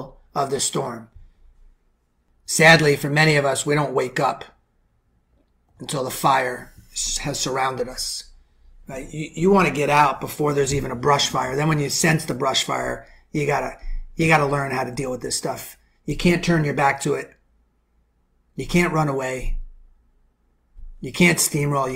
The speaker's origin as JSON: {"language": "English", "town": "New York City", "region": "New York", "country": "United States", "said": "I'm from the Bronx."}